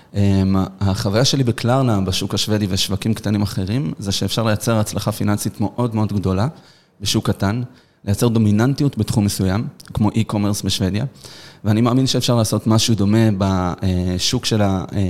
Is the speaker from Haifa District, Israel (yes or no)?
no; Petah Tikva, Central District, Israel; גדלנו בפתח תקווה, נולדנו בפתח תקווה